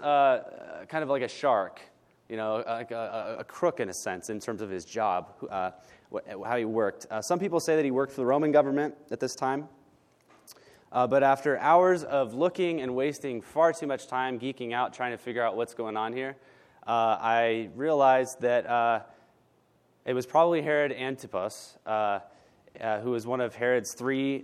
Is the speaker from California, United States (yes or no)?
yes; Northern California, United States; now in Southern California, United States; I was born and raised in Northern California